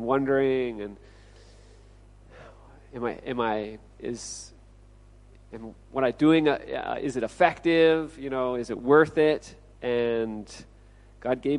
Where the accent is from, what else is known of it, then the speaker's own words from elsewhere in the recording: Olympia, Washington, United States; moved away as an adult; also born or lived in Okinawa, Japan; now in Chiang Mai, Thailand; I'm originally from Olympia, Washington